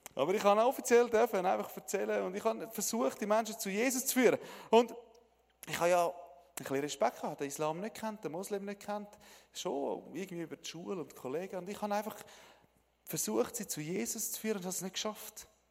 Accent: Switzerland; Ich bin ein Schweizer

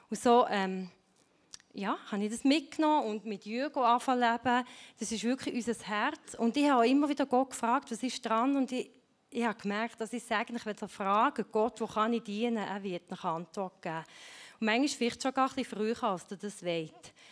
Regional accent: Switzerland; Meine Eltern sind Ungarn, ich bin hier in der Schweiz aufgewachsen, aber wir hatten immer ein offenes Haus bei uns.

